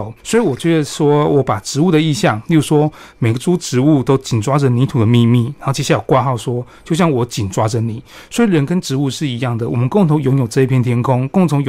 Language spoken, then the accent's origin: Chinese; Chiayi, Taiwan; 然后大家问我都会说啊，你们你家住离阿里山很近啊？没有，这错误概念。家住嘉义不会离阿里山很近